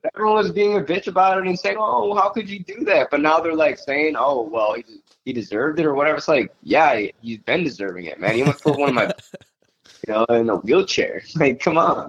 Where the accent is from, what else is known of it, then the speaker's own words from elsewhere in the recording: Farmington, New York, United States; I grew up in Farmington